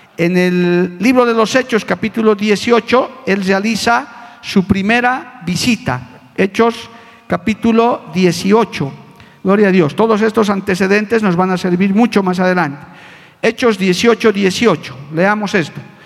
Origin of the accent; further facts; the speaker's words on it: La Paz, Bolivia; Como decían en mi tierra paseña